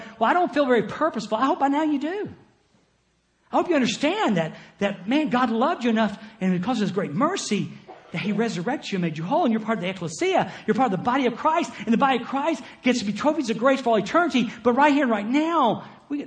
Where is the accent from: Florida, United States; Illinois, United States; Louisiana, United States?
Florida, United States; Jacksonville; moved away as an adult; I was born in Jacksonville, Florida